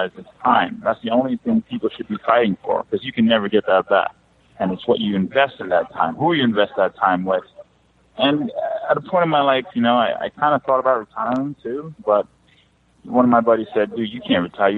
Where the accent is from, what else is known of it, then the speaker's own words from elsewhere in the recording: Jamaica; I'm Jamaican.